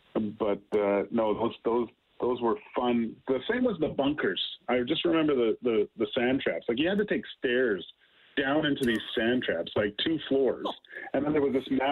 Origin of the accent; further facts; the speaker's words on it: Vancouver, British Columbia, Canada; I grew up in Vancouver